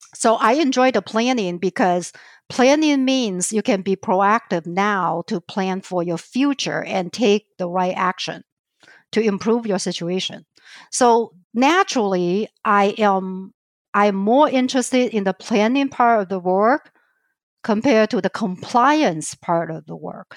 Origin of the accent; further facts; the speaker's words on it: southern China near Hong Kong, China; accent: Chinese; English is a second language; moved away as an adult; also born or lived in Idaho, United States / Minnesota, United States; now in Twin Cities, United States; I was born and raised in China, in southern part of China near Hong Kong